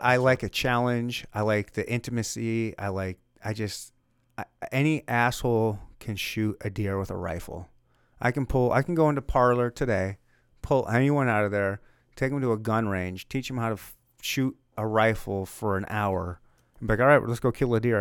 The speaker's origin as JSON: {"language": "English", "region": "Michigan", "country": "United States", "said": "I'm from Michigan"}